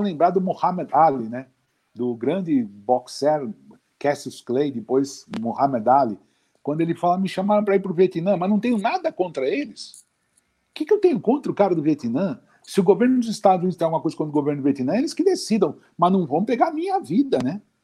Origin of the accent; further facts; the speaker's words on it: Brazil; a gente nasceu aqui